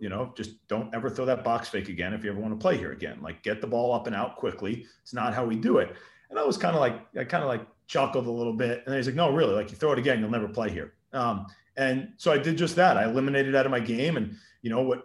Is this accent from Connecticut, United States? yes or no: yes; Darien, Connecticut, United States; I came from Darien High School